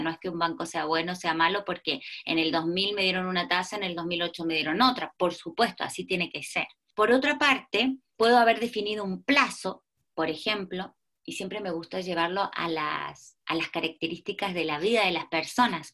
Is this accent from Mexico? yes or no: no; Argentina; moved away as an adult; now in Chile; soy una argentina que lleva 18 años en Chile